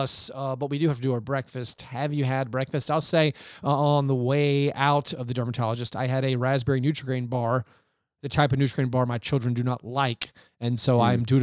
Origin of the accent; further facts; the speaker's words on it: Franklin, Tennessee, United States; moved away; my hometown of Franklin, Tennessee